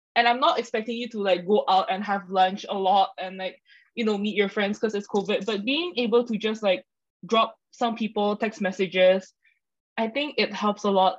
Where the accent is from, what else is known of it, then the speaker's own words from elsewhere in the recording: Indonesia; moved away as an adult; now in Singapore; I'm from Indonesia, so I moved over to Singapore